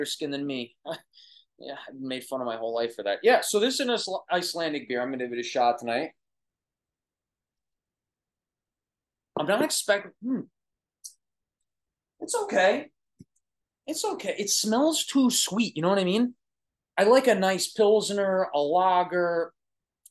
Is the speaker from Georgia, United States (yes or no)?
no; Long Island, New York, United States; accent: Brooklyn; I'm from Long Island, New York, and we have a heavy Brooklyn accent